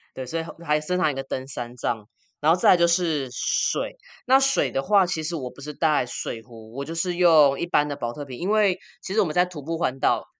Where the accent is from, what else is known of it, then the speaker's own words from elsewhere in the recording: Taiwan; 我台湾人要做的三件事情就是，呃，爬玉山，然后永渡日月潭跟骑单车环岛